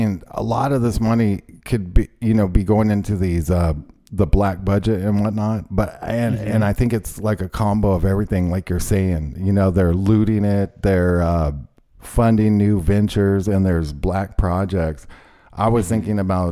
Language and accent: English; United States; as an American